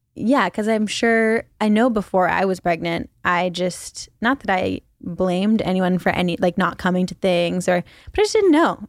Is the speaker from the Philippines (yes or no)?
yes; Philippines; moved away as an adult; also born or lived in China / New York City, United States; now in Los Angeles, United States; Mostly the Philippines and China.